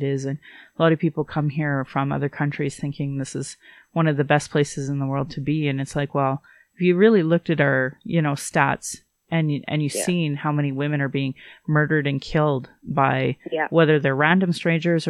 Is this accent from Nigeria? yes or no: no; Alberta, Canada; also born or lived in Calgary / Sylvan Lake / Fort McMurray / Yorkton; I was born here in Calgary, but I grew up all in Alberta